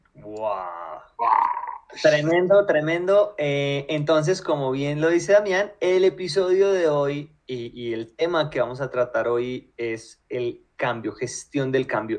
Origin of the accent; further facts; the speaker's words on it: Colombia; a los colombianos